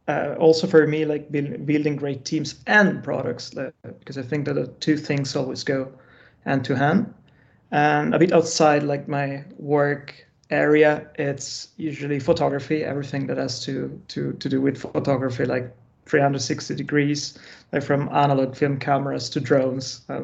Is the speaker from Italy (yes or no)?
yes; Italy; moved away as an adult; now in Sweden; Originally I'm from Italy, moved to Sweden like 4 years ago.